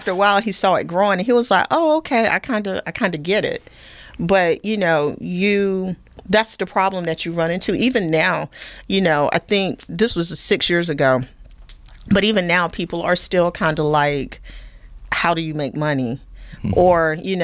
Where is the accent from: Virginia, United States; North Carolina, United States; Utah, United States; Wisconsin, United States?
North Carolina, United States; Sampson County; moved away as an adult; also born or lived in Durham, North Carolina / Germany; I grew up down in Sampson County, barefoot, dirt road, kind of poor.